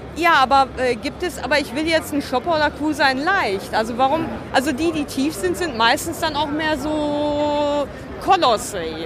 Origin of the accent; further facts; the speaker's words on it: Dortmund, North Rhine-Westphalia, Germany; in meiner Heimatstadt, in der Westfalenhalle